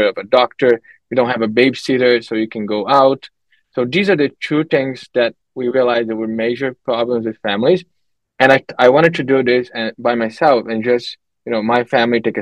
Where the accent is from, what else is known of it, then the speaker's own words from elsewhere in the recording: Brazil; moved away as an adult; also born or lived in Canada; I'm from Brazil. So I grew up there, lived there for the first good 20 years of my life